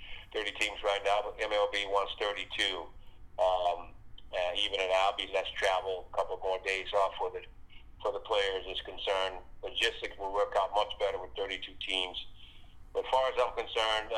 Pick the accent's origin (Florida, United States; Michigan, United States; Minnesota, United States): Florida, United States; Miami; We kind of grew up the same in Miami down here